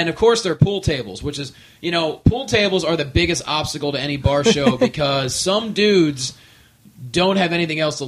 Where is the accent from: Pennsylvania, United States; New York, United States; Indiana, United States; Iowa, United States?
Pennsylvania, United States; Allentown; moved away as an adult; also born or lived in Northampton, Pennsylvania; now in Los Angeles, United States; I'm like, Allentown area